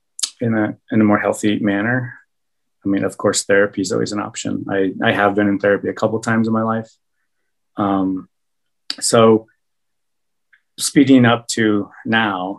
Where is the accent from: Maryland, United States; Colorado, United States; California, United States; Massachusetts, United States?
Colorado, United States; Golden; also born or lived in Peru; I grew up in Golden, so all my friends were white